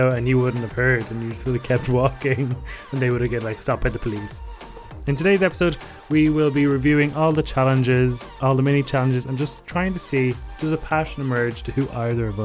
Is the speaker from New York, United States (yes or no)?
no; Chicago, Illinois, United States; bitch, I'm from Chicago.